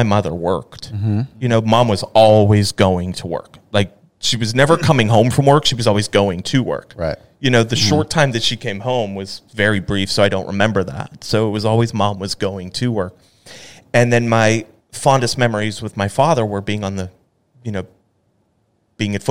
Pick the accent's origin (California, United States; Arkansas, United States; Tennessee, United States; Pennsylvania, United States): Pennsylvania, United States; Pittsburgh; now in Dallas, United States; growing up in Pittsburgh, especially in a football family